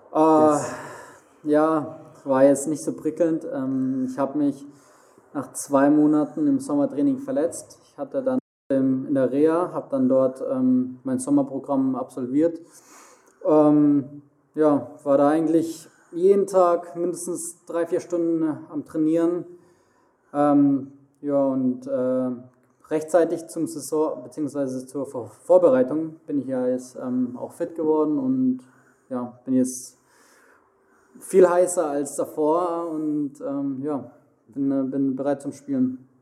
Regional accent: Heilbronn, Baden-Württemberg, Germany; also born or lived in Mannheim; now in Frankfurt, Germany; quasi fast neben Heilbronn, wo ich herkomme

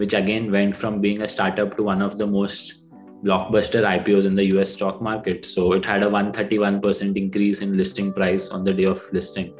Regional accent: Bangalore, Karnataka, India; I'm born and brought up in Bangalore. My parents had moved here way before I was born.

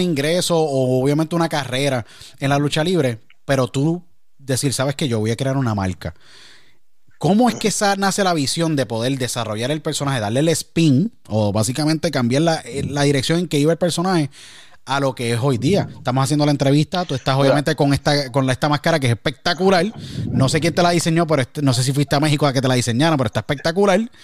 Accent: Puerto Rico; now in United States; Yo nací, crecí, nací en Puerto Rico

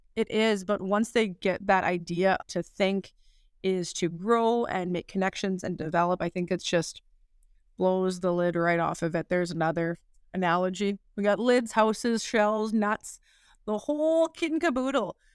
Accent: Weyburn, Saskatchewan, Canada; I was born and raised in Weyburn, uh, Saskatchewan

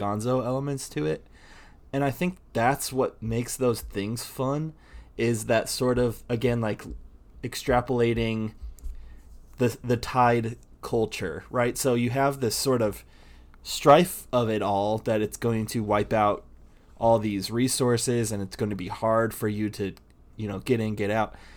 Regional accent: Indiana, United States; I grew up in Indiana, so, um, there were t, there were tornadoes.

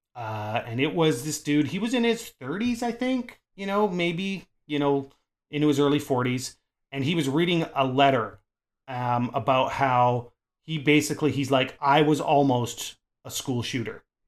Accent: Canada

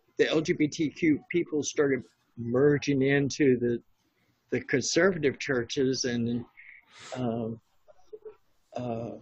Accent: Virginia, United States; I was brought up in Virginia

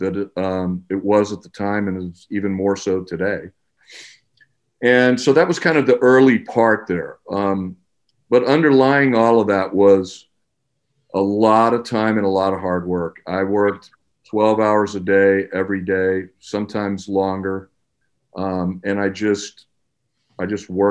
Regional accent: Corpus Christi, Texas, United States; I grew up in South Texas, Corpus Christi, Texas

